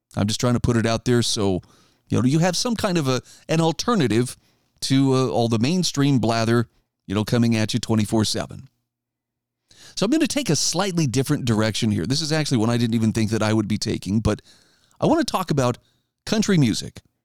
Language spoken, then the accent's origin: English; Idaho, United States; moved away; my home state of Idaho